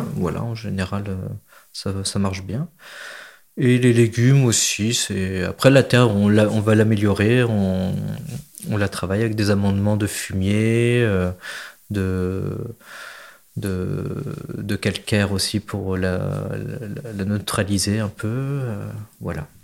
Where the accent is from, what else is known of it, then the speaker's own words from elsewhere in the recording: Berry, between Bourges and Sancerre, Centre-Val de Loire, France; also born or lived in Marseille; now in Réquista, France; je suis originaire du Berry, entre Bourges et Sancerre